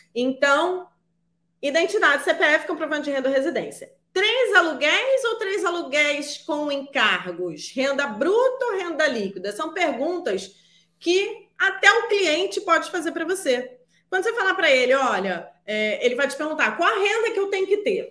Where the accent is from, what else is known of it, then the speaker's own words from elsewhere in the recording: Rio de Janeiro, Brazil; sou do Rio de Janeiro